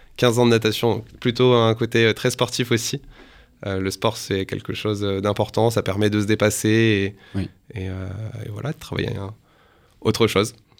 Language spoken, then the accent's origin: French; northern France, France; moved away as an adult; now in Paris, France; je suis originaire du nord de la France